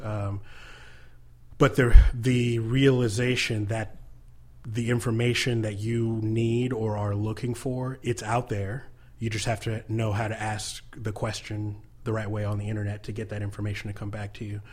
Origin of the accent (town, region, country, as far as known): United States